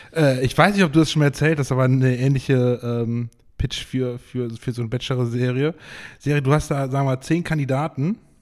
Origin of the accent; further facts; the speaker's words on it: Geldern, North Rhine-Westphalia, Germany; bei uns in Geldern